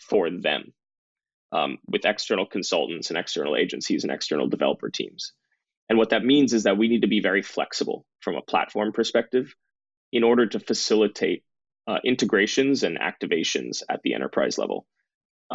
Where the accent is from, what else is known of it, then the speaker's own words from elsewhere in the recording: Bay Area near San Francisco, California, United States; I grew up in the Bay Area near San Francisco, so in the heart of Silicon Valley